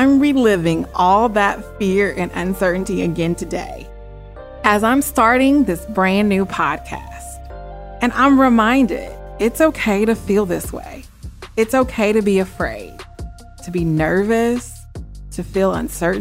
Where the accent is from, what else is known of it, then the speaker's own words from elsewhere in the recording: Springfield, Missouri, United States; moved away as an adult; also born or lived in Memphis, Tennessee; I was born and raised in Springfield, Missouri, to very strict parents